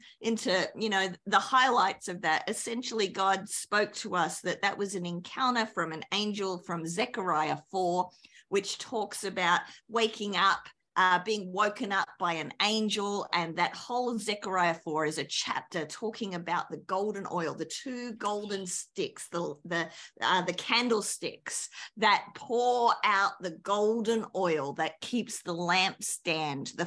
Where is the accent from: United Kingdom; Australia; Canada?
Australia; accent: Australian; moved away as an adult; also born or lived in New Zealand; now in United States; I'm an Aussie